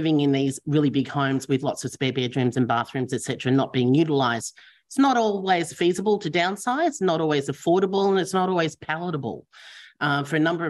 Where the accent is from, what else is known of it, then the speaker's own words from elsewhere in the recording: Victoria, Australia; I'm from Victoria